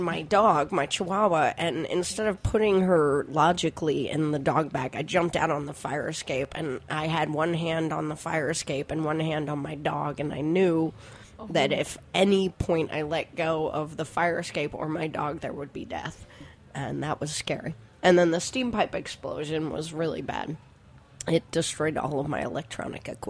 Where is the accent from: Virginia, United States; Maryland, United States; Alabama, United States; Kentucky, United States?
Maryland, United States; Silver Spring; also born or lived in Lower East Side, New York City; now in New York City, United States; I was born and raised in Silver Spring, Maryland